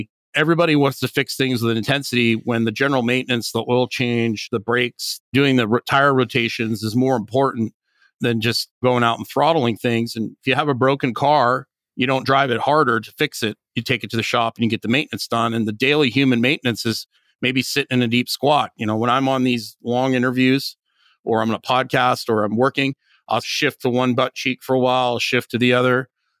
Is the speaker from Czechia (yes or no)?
no; Northern Canada, Canada; And I grew up in Northern Canada, so you can be highly adaptable.